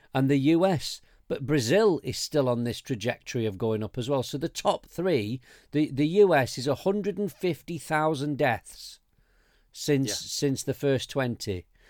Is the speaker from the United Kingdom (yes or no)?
yes; United Kingdom; We can do this because we're British.